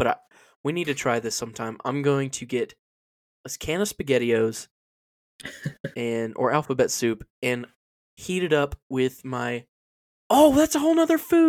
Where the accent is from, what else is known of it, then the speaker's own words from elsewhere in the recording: Tampa, Florida, United States; Our Chick-fil-A growing up in Tampa was a dual drive-through